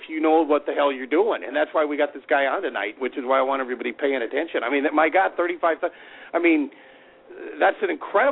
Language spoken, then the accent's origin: English; Las Vegas, Nevada, United States; fabulous Las Vegas, Nevada, my hometown